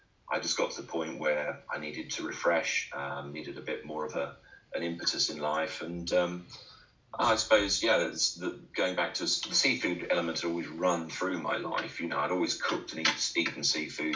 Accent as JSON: {"language": "English", "town": "Felixstowe", "region": "East of England", "country": "United Kingdom", "tie": "born or raised there", "said": "growing up in Felixstowe as a boy"}